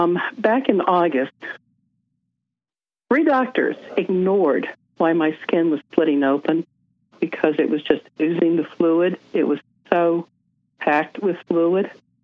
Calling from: Salt Lake City, Utah, United States; So I'm coming from Salt Lake. Let's just say I am not impressed with Utah's medical field. I'm not from Utah, and when I can get out of here, I will.

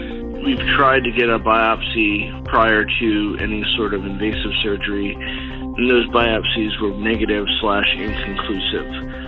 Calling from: Philadelphia, Pennsylvania, United States

